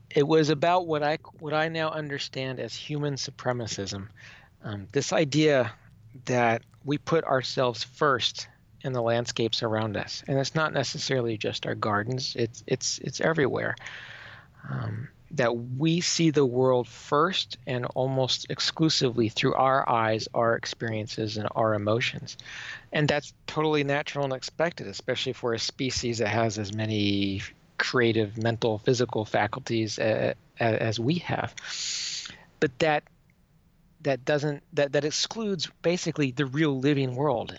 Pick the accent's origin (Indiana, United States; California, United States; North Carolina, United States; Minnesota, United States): Minnesota, United States; Minneapolis; moved away as an adult; also born or lived in western Oklahoma; now in Nebraska, United States; where I was born in Oklahoma and where my formative years growing up were in Minnesota